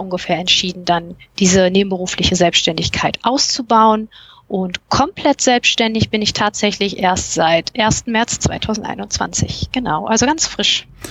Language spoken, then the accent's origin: German; Cologne, North Rhine-Westphalia, Germany; ich komme aus Köln